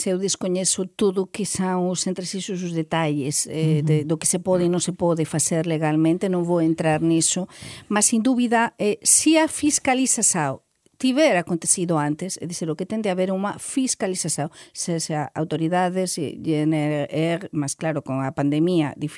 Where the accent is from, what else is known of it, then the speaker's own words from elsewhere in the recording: La Rioja, Spain; Portuguese is a second language; moved away; na minha terra, na Rioja